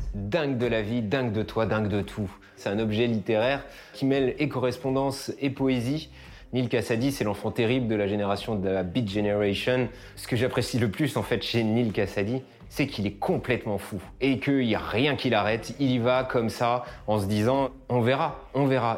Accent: Charente, Nouvelle-Aquitaine, France; also born or lived in Brazil; Je suis né au Brésil, adopté par un père breton et une mère martiniquaise, et j'ai grandi en Charente.

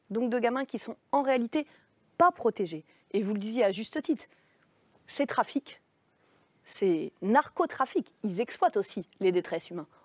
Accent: Nantes, Pays de la Loire, France; il a grandi euh, chez moi, à Nantes, au Dervalière, quartier que euh, vous connaissez.

